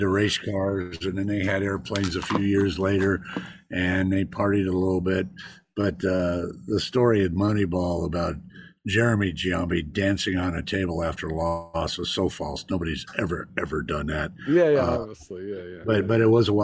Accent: Alameda, California, United States; I was born in Alameda, and then I went to high school in Alameda at St. Joe's

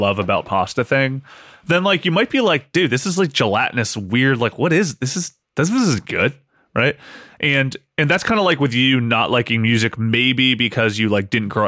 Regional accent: Athens, Ohio, United States; moved away; also born or lived in Marietta, Ohio; about 30 minutes from where I grew up in Athens, near Athens

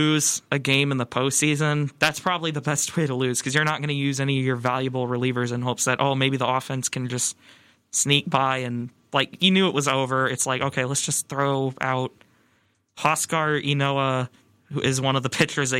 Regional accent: Chicago, Illinois, United States; I'm from Chicago. Okay, I have the teams.

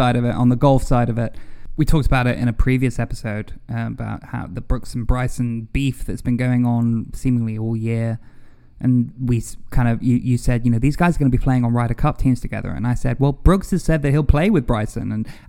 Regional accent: United Kingdom; also born or lived in United States; because I'm British, I'm American, I have an affinity for British golfers, English golfers, European golfers

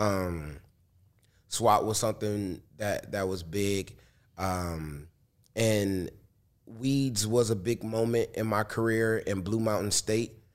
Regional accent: Detroit, Michigan, United States; I'm from Detroit and I was a rapper in the hip hop shop where … was

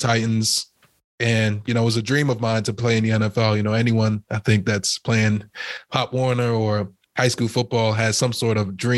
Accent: Trinidad & Tobago; now in United States; I was born in Trinidad as well. My mom and dad is from Trinidad

